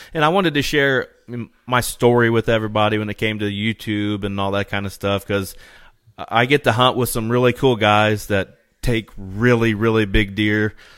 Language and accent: English; Indiana, United States; I'm from East Central Indiana.